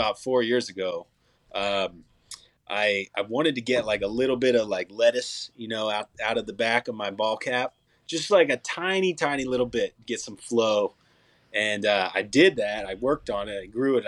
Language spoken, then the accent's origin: English; Montgomery County, outside Philadelphia, Pennsylvania, United States; moved away as an adult; now in Nashville, United States; it was cool growing up outside of the Philadelphia area. I was about 45 minutes west